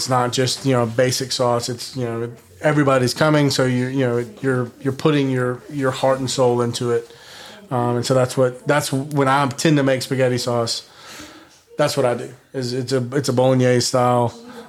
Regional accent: the South, United States; I'm born and raised in the South.

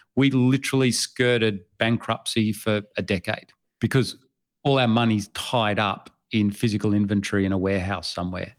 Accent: Australia; I am from Australia

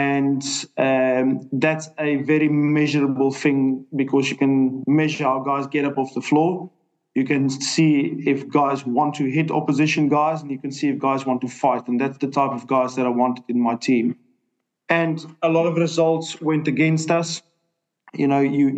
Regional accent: South Africa; moved away as an adult; also born or lived in Ireland; will always, always, always back my home country. I'm a South African

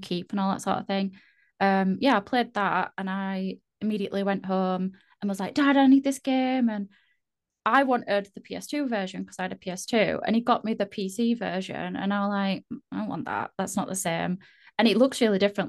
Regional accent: Yorkshire and the Humber, United Kingdom; I'm from the UK. Uh, I'm not Irish. Sometimes people think I sound Irish. I don't think I do at all, but no, I'm from Yorkshire in the UK.

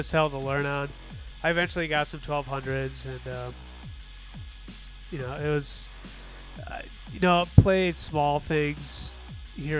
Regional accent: Wisconsin, United States; moved away; I'm originally from Wisconsin

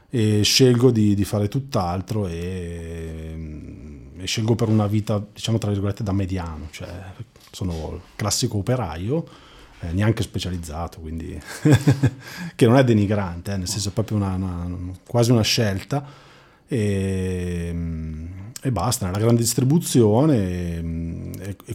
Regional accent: Magenta, Lombardy, Italy; Nasco nel lontano 77 a Magenta, eh, in provincia di Milano, e mh, mm, conduco una normalissima vita da ragazzo di provincia

